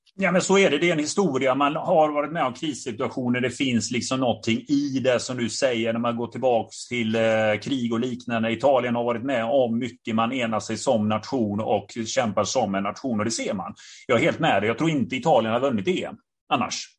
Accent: Gothenburg, Västra Götaland, Sweden; jag själv är från Biskopsgården

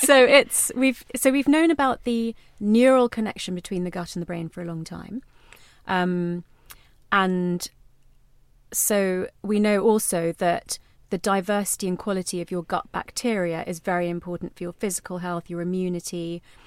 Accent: London, United Kingdom; me growing up in London, but in an Indian household

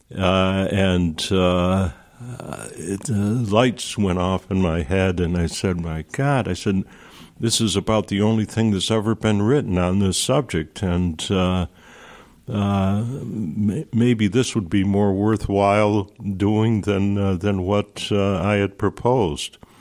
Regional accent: Nelliston, New York, United States; also born or lived in Fort Plain, New York; I grew up in a in a little village. I grew. Uh, I was born in Fort Plain, New York, in my grandmother's house, oh, wow. in the back room of her house. And after World War II, uh, my father bought a house across the river uh, in Nelliston, New York

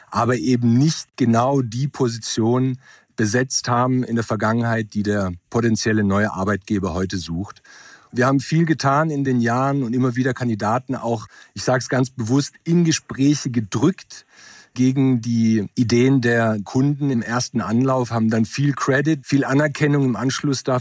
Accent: Germany; born there; Ich bin in Deutschland geboren, 72. Meine Eltern kommen vom Westbalkan, Ex-Jugoslawien.

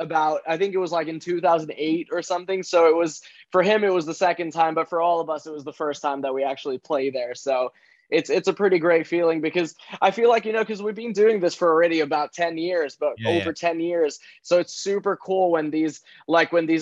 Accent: Central Finland, Finland; my hometown in central Finland

